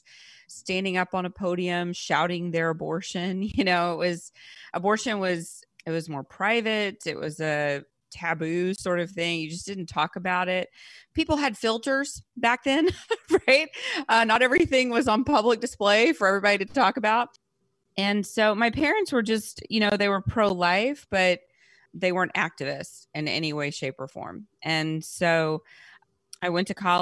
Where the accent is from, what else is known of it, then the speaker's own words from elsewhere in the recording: Rockdale, Texas, United States; also born or lived in Louisiana; I was born in Texas